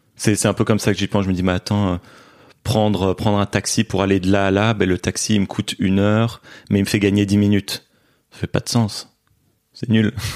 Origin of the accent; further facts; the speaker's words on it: Brussels, Brussels-Capital Region, Belgium; also born or lived in Beijing, China; j'ai grandi à Bruxelles en Belgique